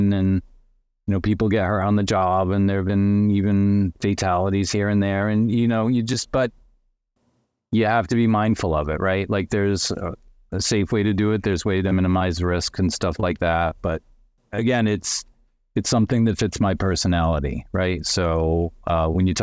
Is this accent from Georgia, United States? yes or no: no; Massachusetts, United States; also born or lived in Connecticut; I was born in Connecticut, moved to Massachusetts when I was seven. I've lived there pretty much ever since